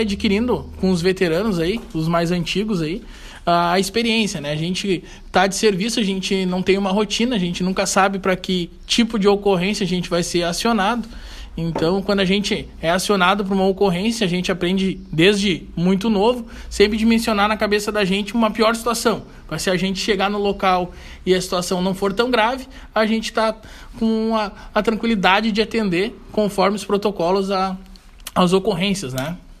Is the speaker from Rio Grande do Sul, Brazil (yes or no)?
yes; Santa Maria, Rio Grande do Sul, Brazil; moved away as an adult; also born or lived in Santo Antônio da Patrulha; Natural de Santa Maria